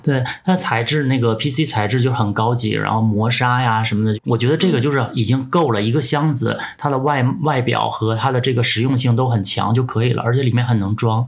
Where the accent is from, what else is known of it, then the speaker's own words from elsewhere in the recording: Northeast China, China; 因为我是一个东北人，当时我也没有说去很多地方玩